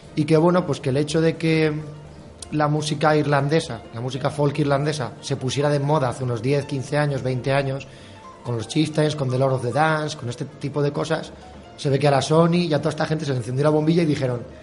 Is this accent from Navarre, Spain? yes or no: no; Valencian Community, Spain; la nuestra de Valencia